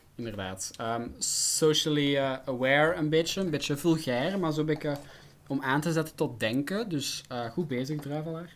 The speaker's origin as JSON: {"language": "Dutch", "region": "Flanders", "country": "Belgium", "said": "ik ben geen Vlaming, ik ben Brabander"}